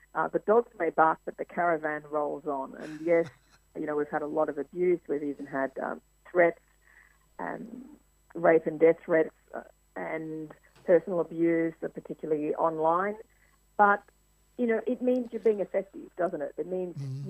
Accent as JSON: {"language": "English", "town": "Mildura", "region": "Victoria", "country": "Australia", "tie": "born or raised there", "also_born_or_lived": "United States", "moved": "as an adult", "said": "One of the first stories I did in my hometown was of the opening of the first women's refuge in Mildura"}